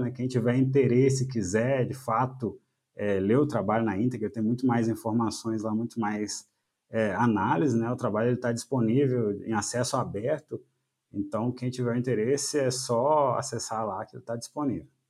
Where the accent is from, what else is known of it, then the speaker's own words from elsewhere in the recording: Minas Gerais, Brazil; moved away as an adult; also born or lived in Viçosa, Brazil; now in Paraná, Brazil; eu sou mineiro